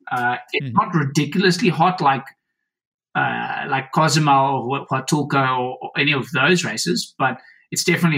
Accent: South Africa; I come from South Africa

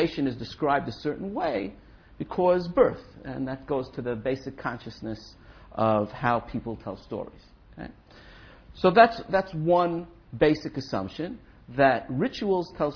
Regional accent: New York City, New York, United States; I was brought up in Brooklyn

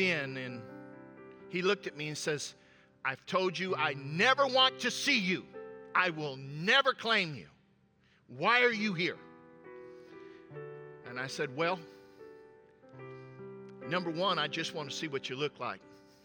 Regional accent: upstate New York, United States; I was raised in upstate New York

